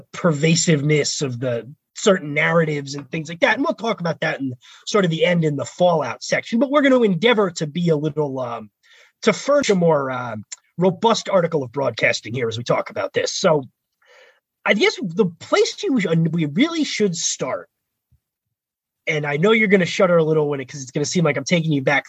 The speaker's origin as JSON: {"language": "English", "region": "New York area", "country": "United States", "tie": "born or raised there", "also_born_or_lived": "Philadelphia", "said": "growing up in the New York area and then going to school in Philly"}